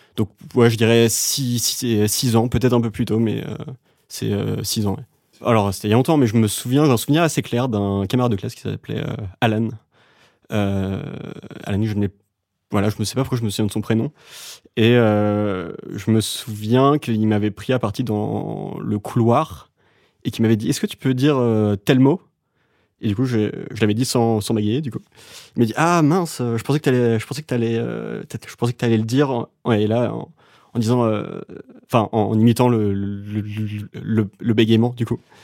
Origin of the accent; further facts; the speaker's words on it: Dinard, Brittany, France; moved away as an adult; also born or lived in Saint-Malo / Vannes / Paris; Je suis né à Saint-Malo, la ville des Corsaires, et ensuite j'ai grandi à Dinard